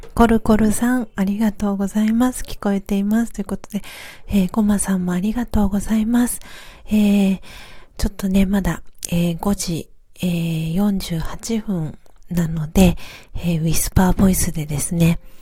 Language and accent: Japanese; Tokyo, Japan; now in Hiyoshi, Japan; 出身は東京で、あの、下町の、えっ、ー、と、荒川区というか、まあ、北区が生まれなんですけど